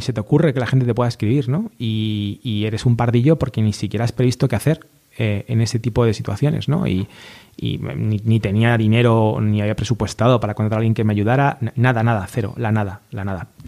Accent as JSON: {"language": "Spanish", "town": "A Coruña", "region": "Galicia", "country": "Spain", "said": "los dos somos gallegos, él es de Vigo, yo de Coruña"}